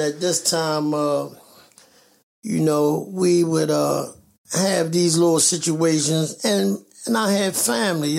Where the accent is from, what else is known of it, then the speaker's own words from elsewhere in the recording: Baltimore, Maryland, United States; I was born and raised in West Baltimore, Lexington, uh, Lexington Terrace uh, housing projects in West Baltimore